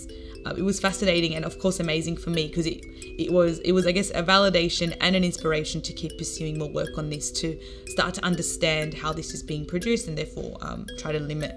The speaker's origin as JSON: {"language": "English", "town": "Sydney", "region": "New South Wales", "country": "Australia", "tie": "born or raised there", "said": "Growing up in the Muslim community post 9/11, I think I was in year three at school when it occurred"}